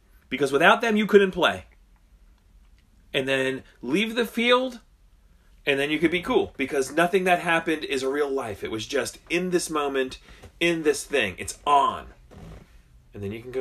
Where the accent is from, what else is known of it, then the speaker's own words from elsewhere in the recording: New Jersey, United States; moved away; I grew up surfing in New Jersey